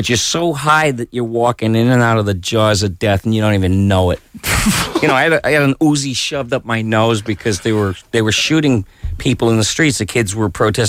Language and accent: English; Detroit, Michigan, United States; See, I grew up in Detroit, Michigan